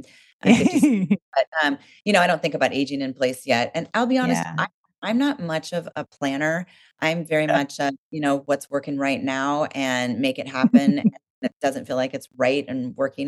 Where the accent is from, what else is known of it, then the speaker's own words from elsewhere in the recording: Oregon, United States; I grew up in Oregon